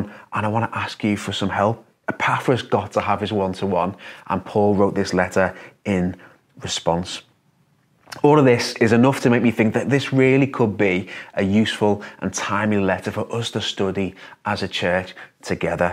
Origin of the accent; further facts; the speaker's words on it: Liverpool, North West England, United Kingdom; as a Scouser